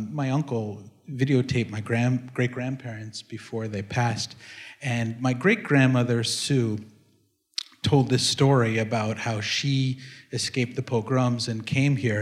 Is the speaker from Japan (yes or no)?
no; Canada; now in New York, United States; I grew up in Canada